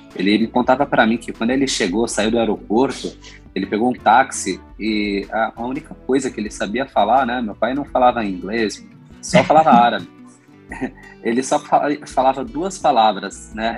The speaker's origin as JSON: {"language": "Portuguese", "region": "São Paulo", "country": "Brazil", "tie": "born or raised there", "said": "eu e meu irmão somos brasileiros, nascemos aqui"}